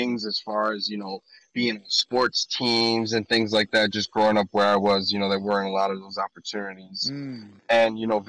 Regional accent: Northeast, United States; I'm from the Northeast, you know, when you grow up, where it gets cold in the winters.

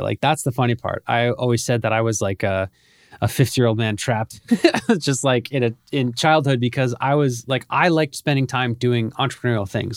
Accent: Bethlehem, Pennsylvania, United States; moved away as an adult; also born or lived in Philadelphia; now in Miami, United States; I was born and raised about ninety minutes north of Philadelphia in a town called Bethlehem, a little town of Bethlehem

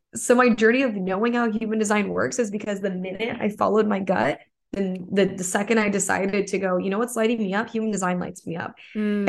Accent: suburb of Toledo, Michigan, United States; moved away; I'm actually from Toledo, Ohio, but I'm from a suburb in Michigan. It's like right on the border

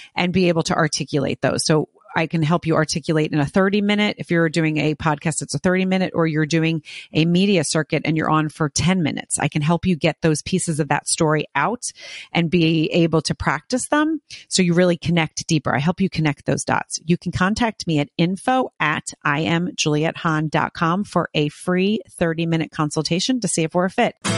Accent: outside of Philadelphia, New Jersey, United States; I grew up in New Jersey as well, but outside of Philadelphia

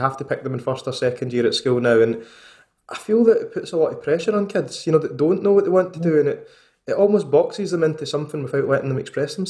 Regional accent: Motherwell, Scotland, United Kingdom; I'm from Motherwell, as working class as you get.

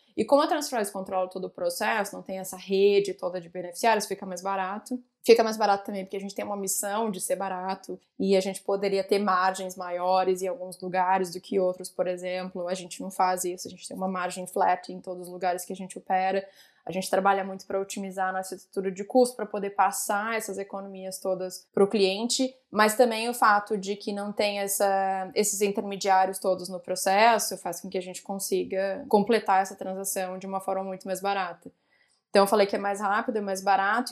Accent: Porto Alegre, Rio Grande do Sul, Brazil; moved away as an adult; also born or lived in Rio de Janeiro / São Paulo; eu sou gaúcha, né? Então saí de Porto Alegre, fui para o Rio

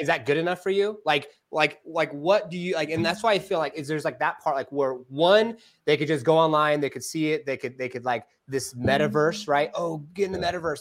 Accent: California, United States; now in Arizona, United States; because I'm from California

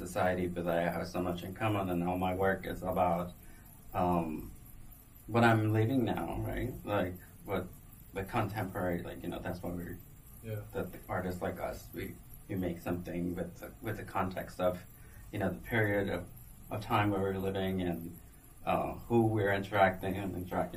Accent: Guatemala; now in New York, United States; I'm from Guatemala, and you know, we drink coffee all the time

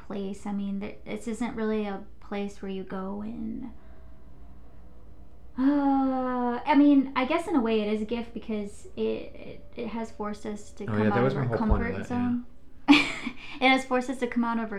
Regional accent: Detroit, Michigan, United States; moved away as an adult; now in New Jersey, United States; coming from the Midwest, we're used to people being a lot more friendly, even though we're from the Detroit area

